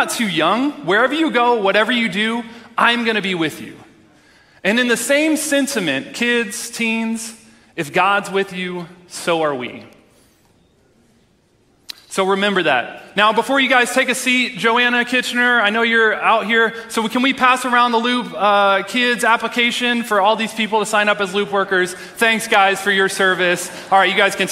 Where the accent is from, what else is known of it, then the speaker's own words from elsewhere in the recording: Texas, United States; moved away; I'm originally from Texas